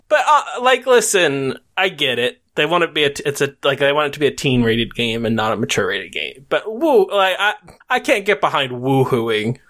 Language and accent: English; United States; as an American